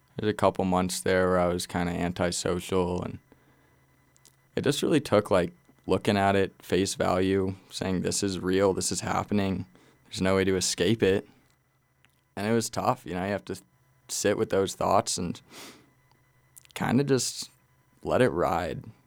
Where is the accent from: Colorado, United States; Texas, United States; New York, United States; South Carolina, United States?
Colorado, United States; Glenwood Springs; I was born and raised in Glenwood Springs